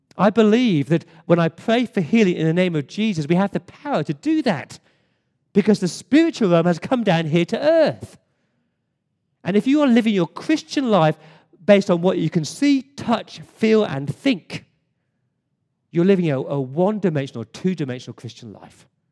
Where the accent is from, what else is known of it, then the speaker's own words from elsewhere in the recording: England, United Kingdom; now in Sydney, Australia; as an Englishman